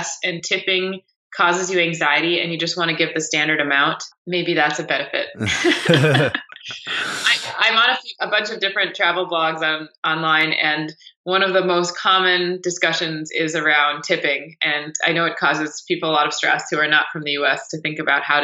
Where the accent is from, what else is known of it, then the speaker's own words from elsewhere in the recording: United States; being an American in a foreign country